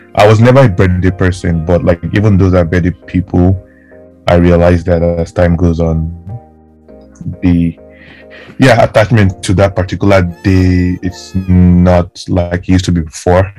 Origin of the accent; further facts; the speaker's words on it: Delta, Nigeria; moved away; I grew up in Delta State